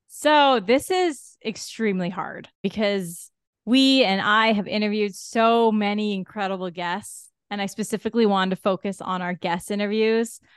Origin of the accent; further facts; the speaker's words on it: Ontario, Canada; we're all from Ontario